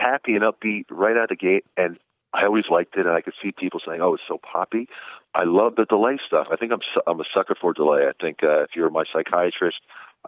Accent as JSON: {"language": "English", "region": "New Jersey", "country": "United States", "tie": "born or raised there", "said": "I grew up in New Jersey"}